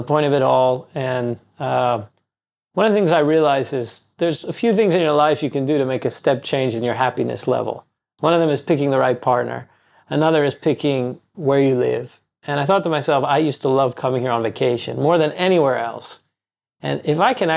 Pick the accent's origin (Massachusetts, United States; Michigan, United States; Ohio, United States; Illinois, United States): Ohio, United States; moved away as an adult; also born or lived in Washington, D.C. / New York; now in Tel Aviv, Israel; I grew up in Ohio, really public school